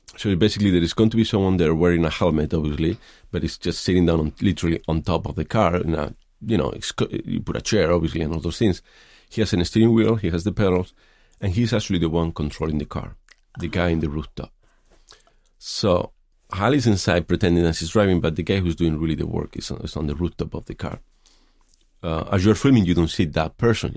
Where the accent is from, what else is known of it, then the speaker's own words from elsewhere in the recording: Madrid, Community of Madrid, Spain; moved away as an adult; also born or lived in Los Angeles, United States; now in San Francisco, United States; I grew up in Madrid